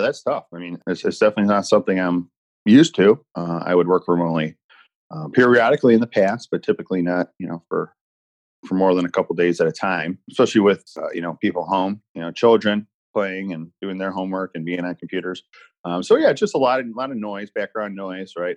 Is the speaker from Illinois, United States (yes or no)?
yes; Chicago, Illinois, United States; I'm from Chicagoland area. Grew up on the Southwest side, and now I'm living up north